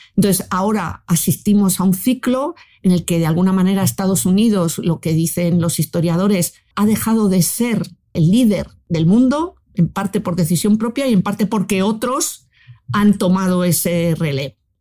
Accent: Spain

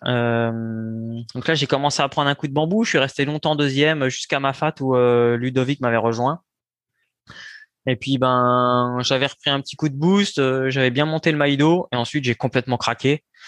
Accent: Saint-Lô, Normandy, France; moved away as an adult; now in Bouffémont, France; je suis né en Normandie, à Saint-Lô, euh, dans la Manche

